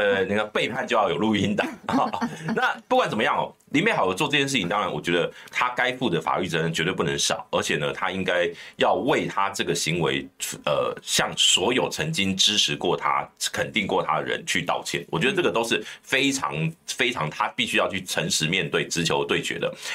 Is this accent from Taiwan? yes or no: yes; Bade, Taoyuan, Taiwan; 我的故乡桃园巴德